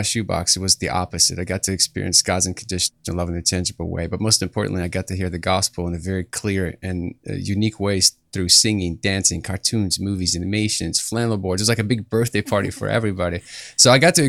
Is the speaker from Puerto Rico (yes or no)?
no; Kyiv, Ukraine; now in United States; I come from Kiev, Ukraine. I grew up in a persecuted family.